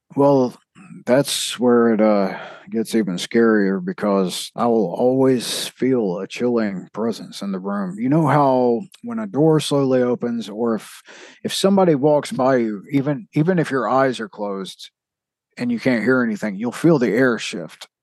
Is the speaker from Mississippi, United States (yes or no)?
yes; South Mississippi, United States; I'm from the South of Mississippi